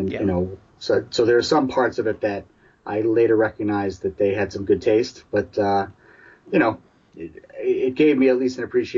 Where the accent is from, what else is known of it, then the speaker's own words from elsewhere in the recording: New York City, New York, United States; now in Boston, United States; I grew up in New York City, so I had a little bit of a close proximity to …'s music growing up.